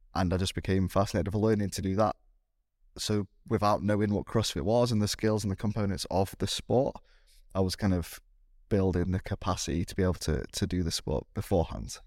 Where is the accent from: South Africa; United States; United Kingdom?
United Kingdom; me being, being British